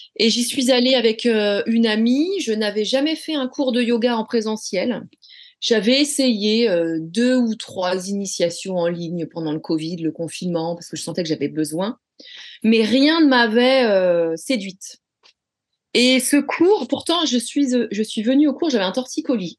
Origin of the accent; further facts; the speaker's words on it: Rennes, Brittany, France; J'ai toujours vécu à Rennes